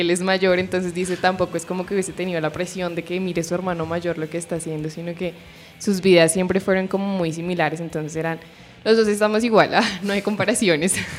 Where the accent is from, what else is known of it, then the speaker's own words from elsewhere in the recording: Bogotá, Colombia; yo soy de Bogotá, pero mi, alrededor es más como de pueblo, porque mi familia es de pueblo